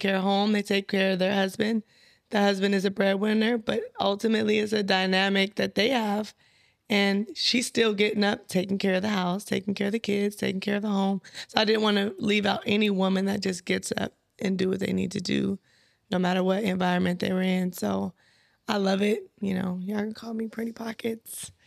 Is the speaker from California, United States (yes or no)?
yes; San Bernardino, California, United States; I'm from San Bernardino, California